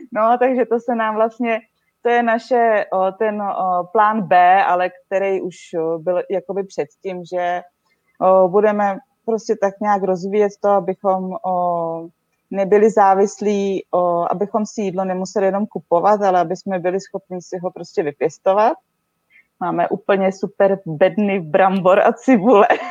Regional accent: Česká Třebová, Pardubice Region, Czechia; moved away as an adult; now in Slovenia; pocházím z Český Třebový

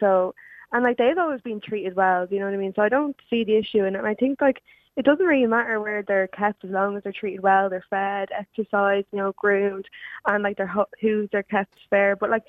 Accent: Jobstown, Leinster, Ireland; I'm actually from Jobstown, but my mom made me speak proper.

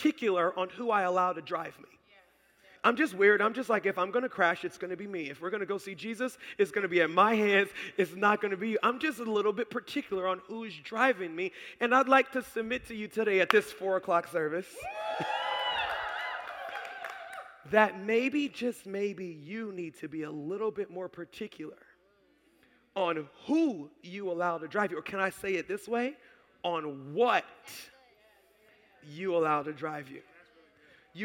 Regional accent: Baltimore, Maryland, United States; also born or lived in Howard County, Maryland; We're in Howard County now, but I grew up in Baltimore

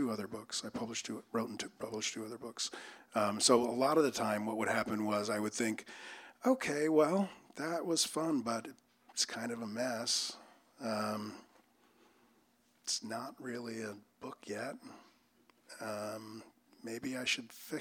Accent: East Coast, United States; So I grew up on the East Coast, and so one of the things I had to do as a kid was shovel snow.

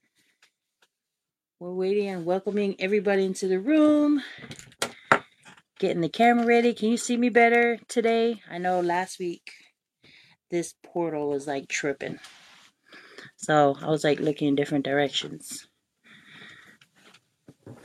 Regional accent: American Samoa; also born or lived in Utulei; growing up in American Samoa, every time when I went to Samoana High School

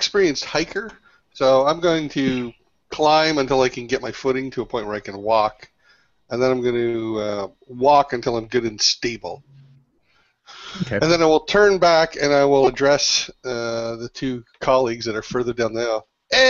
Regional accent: Canada; I'm Canadian. That's almost t-shirt weather.

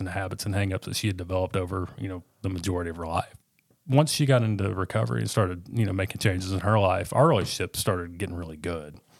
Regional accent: Northwest Arkansas, United States; also born or lived in Little Rock, Arkansas / England, Arkansas; I was born in Little Rock, and I lived in, uh, southern Arkansas in a town called England, down in the, uh, Cotton Belt. Um, we moved up here when I was in, I believe, third grade

